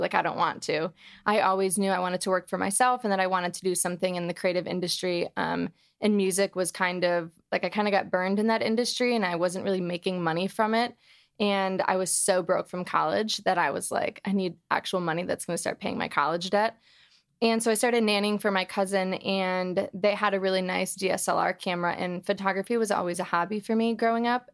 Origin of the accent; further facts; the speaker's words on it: Detroit, Michigan, United States; moved away as an adult; now in Los Angeles, United States; I am from Detroit, Michigan